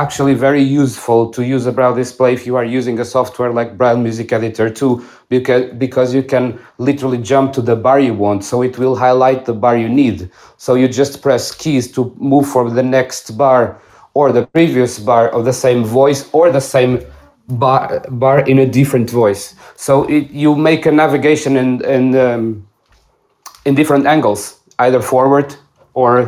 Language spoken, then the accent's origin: English; Portugal; I'm not Italian. I'm from Portugal.